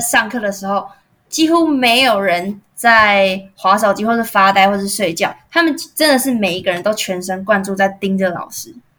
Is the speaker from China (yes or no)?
no; Taiwan; accent: Taiwanese; 我们台湾人